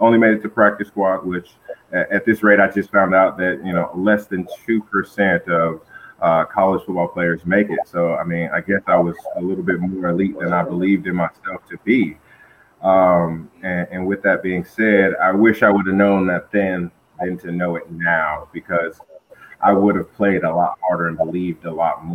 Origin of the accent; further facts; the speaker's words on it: Flint, Michigan, United States; moved away; also born or lived in Albuquerque, New Mexico; I was born and raised in Flint, Michigan